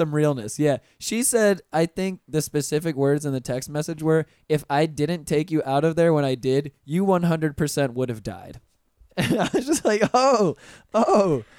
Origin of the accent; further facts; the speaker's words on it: Pensacola, Florida, United States; moved away as an adult; also born or lived in Orlando, Florida; I'm originally from Pensacola, and when I moved down to Orlando uh, right after I graduated high school